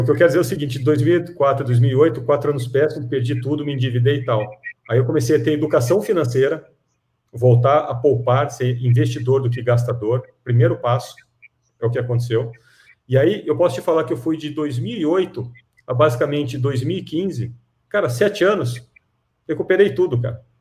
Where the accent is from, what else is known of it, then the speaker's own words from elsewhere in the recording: Piracicaba, São Paulo, Brazil; Piracicaba, ó, eu sou piracicabano, hein, sou caipira, tá?